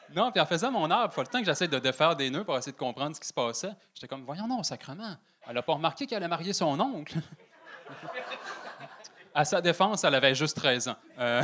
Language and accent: French; Saguenay, Quebec, Canada; je suis originaire du Saguenay